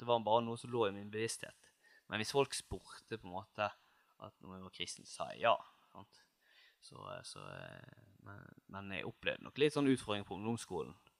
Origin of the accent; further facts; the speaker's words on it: Seim, Vestland, Norway; also born or lived in Oslo; now in Bergen, Norway; Jeg er fra Nord-Hordaland, litt nord for Bergen. Mm. Seim, nærmere bestemt